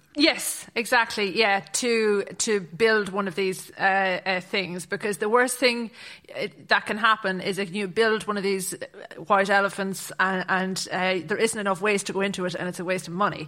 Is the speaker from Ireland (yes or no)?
yes; Athlone, Connacht, Ireland; moved away as an adult; also born or lived in Galway / Dublin; I'm from Athlone in County Roscommon